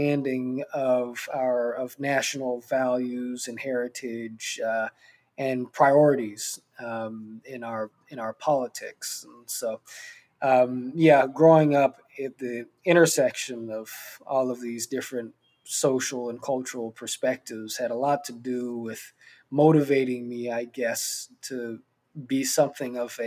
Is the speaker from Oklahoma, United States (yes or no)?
no; Los Angeles, California, United States; I grew up in this very multicultural, diverse, middle-class community